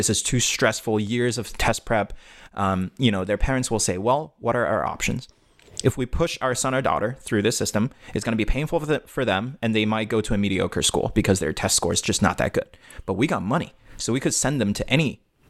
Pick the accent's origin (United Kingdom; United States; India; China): China; moved away; at least growing up in China